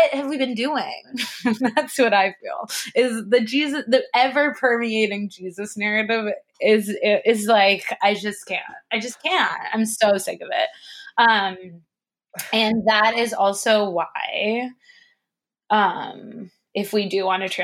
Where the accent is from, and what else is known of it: United States